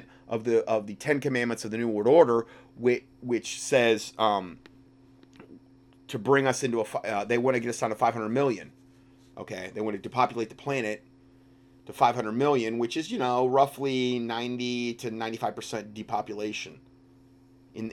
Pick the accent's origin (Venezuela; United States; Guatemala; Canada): United States; Fort Myers, Florida; moved away; That's my hometown, originally